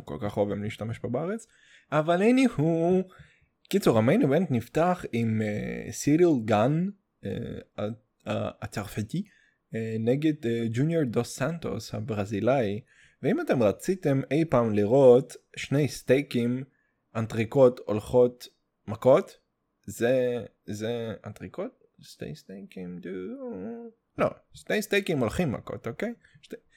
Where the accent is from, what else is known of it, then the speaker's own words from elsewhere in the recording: Russia; Hebrew is a second language; now in Israel; אני רוסי